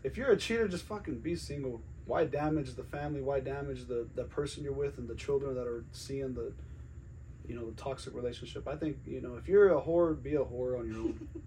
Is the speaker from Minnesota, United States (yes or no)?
no; Glenwood Springs, Colorado, United States; now in Greeley, United States; I'm originally from the Western Slope. Glenwood Springs